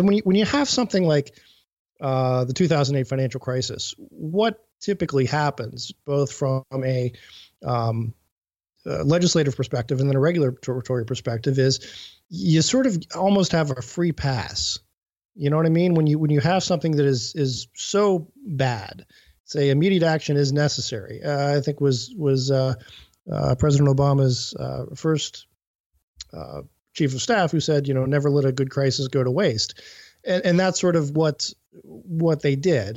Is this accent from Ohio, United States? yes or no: yes; Cleveland, Ohio, United States; I'm coming from Cleveland, which is, uh, you know, a big steel center